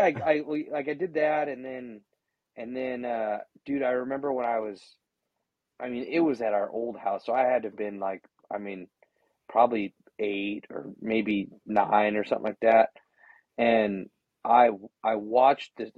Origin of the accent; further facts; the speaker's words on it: Gonzales, California, United States; I was born and raised in Gonzales, just south of there